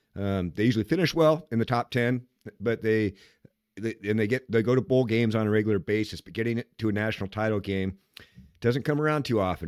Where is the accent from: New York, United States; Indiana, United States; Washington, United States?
Washington, United States; Seattle; I'm from Seattle